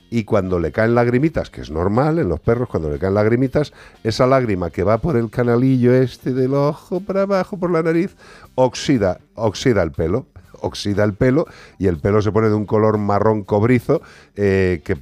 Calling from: Madrid, Community of Madrid, Spain; Hola, buenas tardes. … de Madrid.

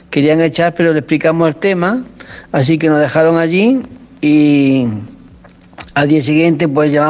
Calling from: Seville, Andalusia, Spain; Hola, buenas noches, desde Sevilla

